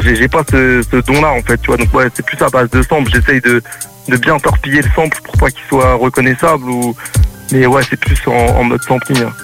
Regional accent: Le Havre, Normandy, France; moved away as an adult; now in Cévennes, France; je viens à la base, je viens du Havre, tu vois, en Normandie

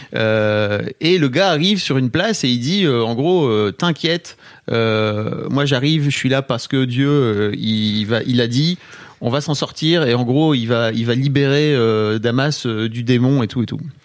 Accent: the North, northern France, France; je viens d'une éducation, euh, du Nord

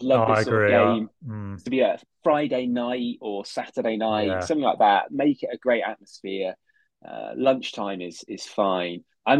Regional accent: Solihull, West Midlands, United Kingdom; I wasn't born in Aston or christened anywhere near Aston. I was born in Solihull.

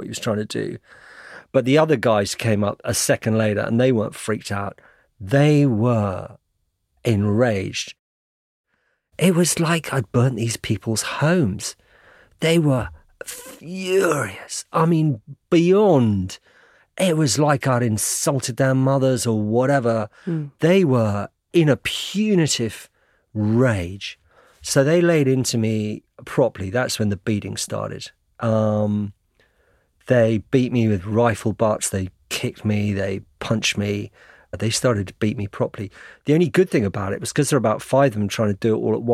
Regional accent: United Kingdom; I'm British journalist

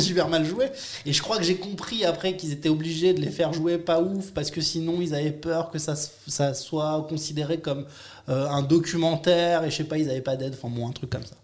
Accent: Nice, Provence-Alpes-Côte d'Azur, France; moved away as an adult; now in Paris, France; je viens de Nice à la base

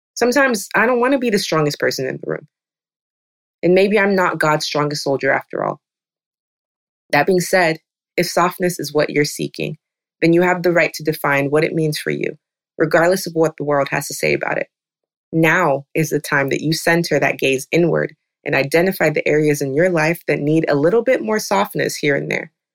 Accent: the South, United States; I'm African, I'm also from the South

